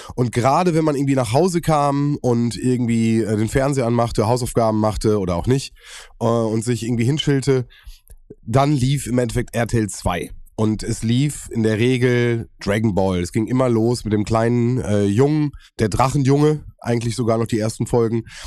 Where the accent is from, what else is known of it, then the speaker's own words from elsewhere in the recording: Germany; bei uns in Deutschland